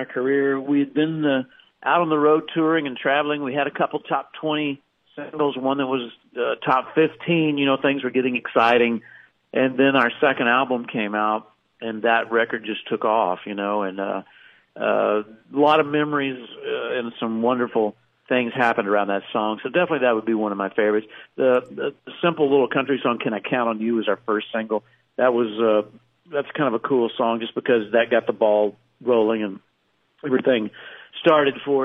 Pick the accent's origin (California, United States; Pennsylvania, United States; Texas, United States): Texas, United States; I grew up down in Texas